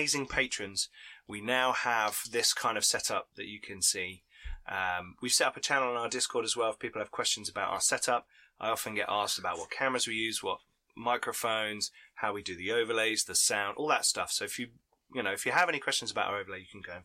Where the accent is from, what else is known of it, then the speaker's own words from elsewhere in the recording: United Kingdom; we're British